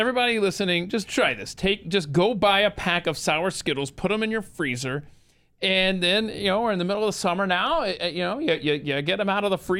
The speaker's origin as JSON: {"language": "English", "region": "Georgia", "country": "United States", "tie": "born or raised there", "also_born_or_lived": "New Jersey", "said": "Right, and I had no idea growing up in Georgia and stuff until I lived up in Western Jersey and actually went to a NASCAR race there in the Poconos."}